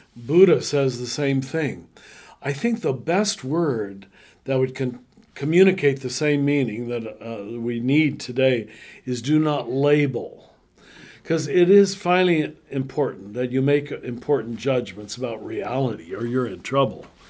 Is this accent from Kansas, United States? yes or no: yes; Kansas, United States; I am a little white Catholic boy growing up in Kansas